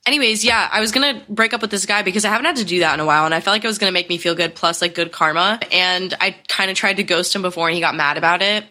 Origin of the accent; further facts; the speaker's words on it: Connecticut, United States; moved away as an adult; I spent a su-, like a month home in Connecticut, which I haven't done since quarantine. I just, like, made up with a lot of my friends from high school